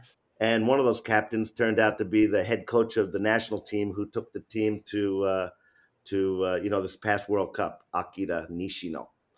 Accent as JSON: {"language": "English", "region": "New York", "country": "United States", "said": "because I'm from New York"}